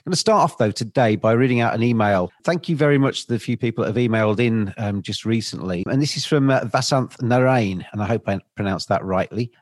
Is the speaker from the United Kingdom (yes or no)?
yes; England, United Kingdom; as an English person